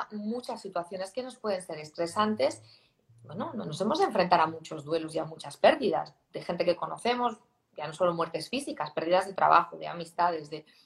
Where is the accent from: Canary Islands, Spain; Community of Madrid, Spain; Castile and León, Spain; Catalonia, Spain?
Catalonia, Spain; Barcelona; Yo vengo de Barcelona, ¿no?